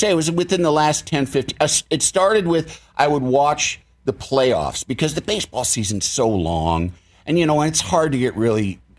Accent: Illinois, United States; I'm from Illinois.

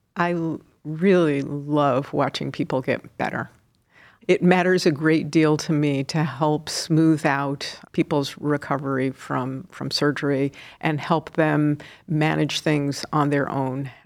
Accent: New York, United States; moved away as an adult; also born or lived in Seattle; now in Cleveland, United States; I'm originally a New Yorker

